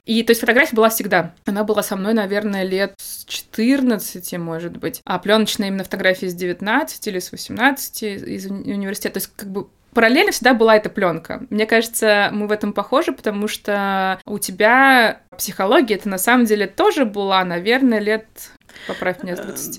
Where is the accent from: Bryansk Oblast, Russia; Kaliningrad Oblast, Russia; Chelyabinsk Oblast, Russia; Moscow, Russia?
Moscow, Russia; moved away as an adult; also born or lived in Spain; Москва мой родной город